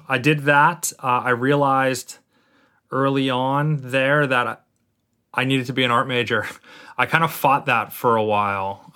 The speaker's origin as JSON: {"language": "English", "area": "Martha's Vineyard", "region": "Massachusetts", "country": "United States", "tie": "born or raised there", "also_born_or_lived": "Lynn, Massachusetts", "moved": "yes", "lives_now": "New Jersey, United States", "said": "I grew up on Martha's Vineyard."}